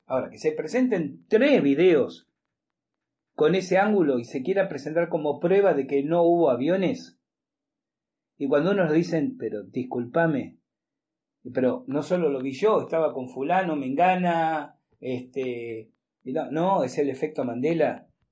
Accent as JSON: {"language": "Spanish", "country": "Argentina"}